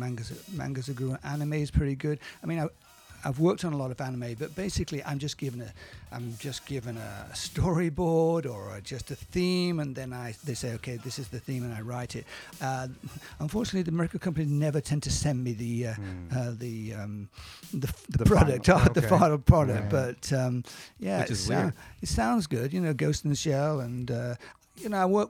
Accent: United Kingdom; moved away as an adult; now in Tokyo, Japan; I am so British

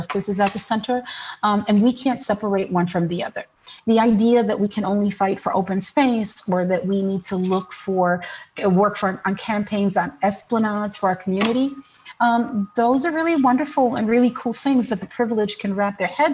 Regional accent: New York City, New York, United States; also born or lived in Brooklyn; I'm Puerto Rican and I was born in New York City

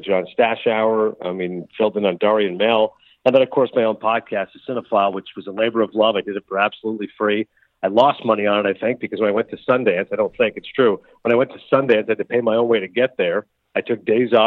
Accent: Canada; moved away; I was born and raised in Canada

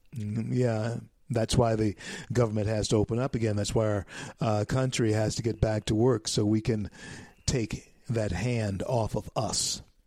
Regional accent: United States; we are Americans

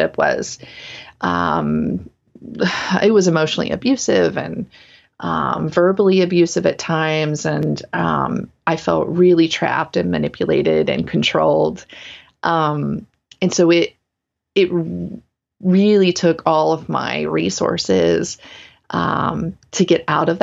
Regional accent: the South, United States; moved away; also born or lived in Portland, Oregon; I grew up in the South

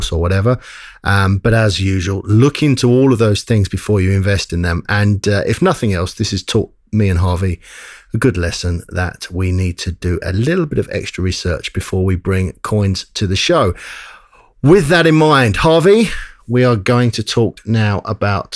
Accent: England, United Kingdom; now in Australia; we're English originally

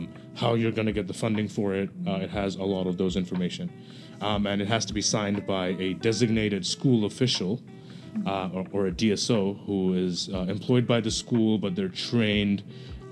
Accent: Bangladesh; moved away as an adult; now in United States; I'm from Bangladesh

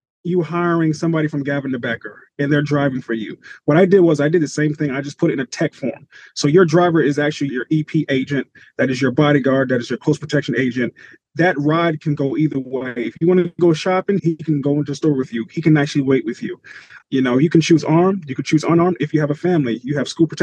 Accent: Atlanta, Georgia, United States; also born or lived in Long Island, New York / Broward County, Florida; originally, I'm from Long Island, New York. Grew up there until I was 9. Moved to Atlanta, Georgia. And I've been here ever since

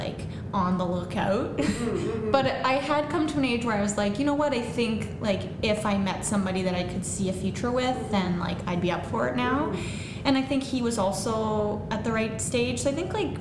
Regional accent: Listowel, Ontario, Canada; moved away as an adult; now in Kitchener, Canada; I'm born and raised in Listowel, and I now live in Kitchener

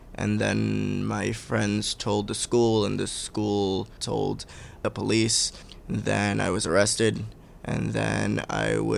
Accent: New York City, New York, United States; I'm a Bay Ridge, Brooklyn, New York.

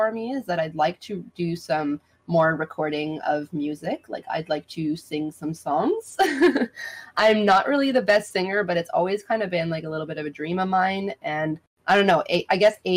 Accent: Canada; that's the joys of being Canadian

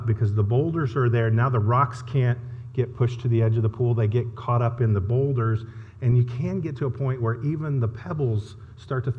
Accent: Indiana, United States; now in Texas, United States; I live in Texas, but I'm from Indiana

